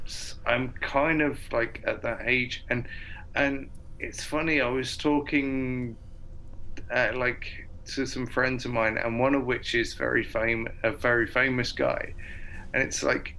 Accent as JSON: {"language": "English", "town": "Portsmouth", "region": "South East England", "country": "United Kingdom", "tie": "born or raised there", "also_born_or_lived": "Edinburgh", "said": "down in Portsmouth, my hometown"}